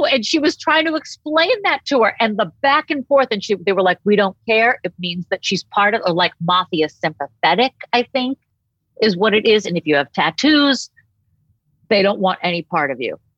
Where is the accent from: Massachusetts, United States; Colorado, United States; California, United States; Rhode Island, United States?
Massachusetts, United States; Boston; also born or lived in New Hampshire / Maine; Like I grew up in Boston and New Hampshire and Maine, that whole like the area where you could get good lobster and stuff like that. Never grew up eating a lick of fish.